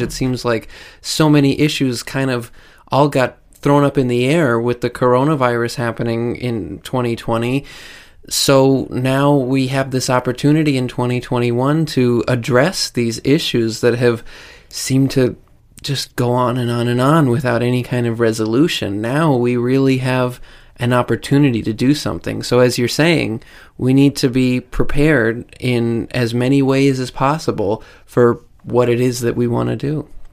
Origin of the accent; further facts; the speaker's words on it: United States; as an American I've lived through in my entire life